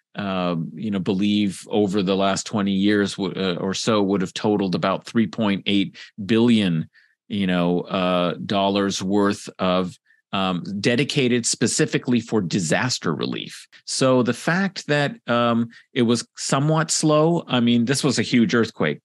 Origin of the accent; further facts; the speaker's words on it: California, United States; I'm from California, grew up in California